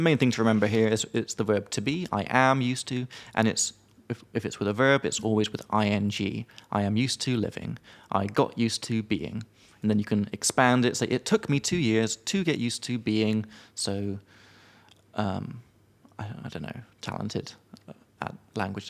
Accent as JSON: {"language": "English", "country": "United Kingdom", "moved": "yes", "lives_now": "Czech Republic", "said": "as a British guy"}